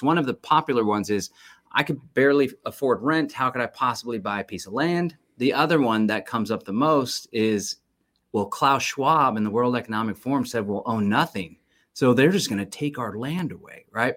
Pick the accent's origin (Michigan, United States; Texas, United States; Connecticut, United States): Texas, United States; Austin; I was actually born and raised in Austin